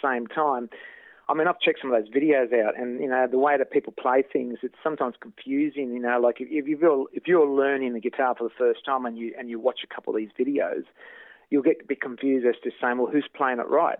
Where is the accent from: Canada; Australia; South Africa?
Australia; Kyabram, Victoria; also born or lived in Shepparton; I was born and bred in Kyabram